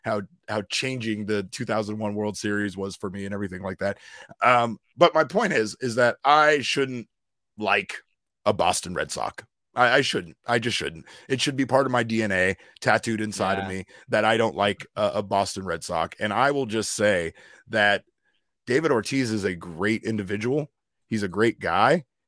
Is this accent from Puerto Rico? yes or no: yes; Puerto Rico; I'm Puerto Rican.